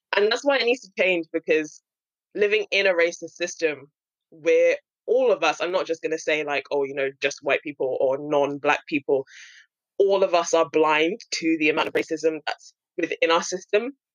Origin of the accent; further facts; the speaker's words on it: London, United Kingdom; me being born and raised in London